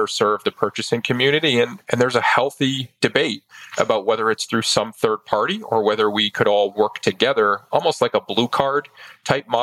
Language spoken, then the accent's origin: English; Maine, United States; my home state. Grew up in Maine